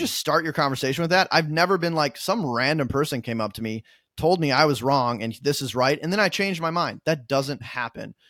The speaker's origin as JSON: {"language": "English", "region": "Minnesota", "country": "United States", "moved": "yes", "lives_now": "New York, United States", "said": "I'm originally from Minnesota. I live in New York now."}